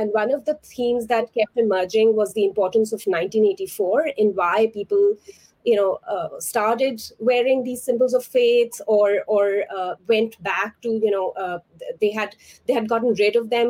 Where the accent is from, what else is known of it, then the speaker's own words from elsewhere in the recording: India; moved away as an adult; also born or lived in Punjabi (family background); now in United States; I grew up in India and I moved here when I was, like I said, for grad school, I was 25 years old.